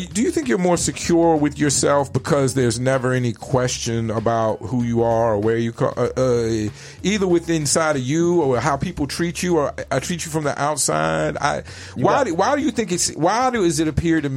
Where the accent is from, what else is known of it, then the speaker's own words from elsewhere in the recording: Richmond, Virginia, United States; moved away as an adult; now in Phoenix, United States; growing up in East Coast in Richmond, Virginia